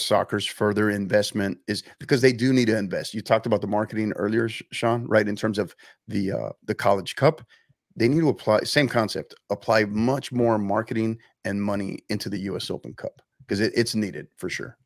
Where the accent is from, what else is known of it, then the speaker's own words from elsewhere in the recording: San Antonio, Texas, United States; my hometown team here, club that I support, season ticket member, San Antonio FC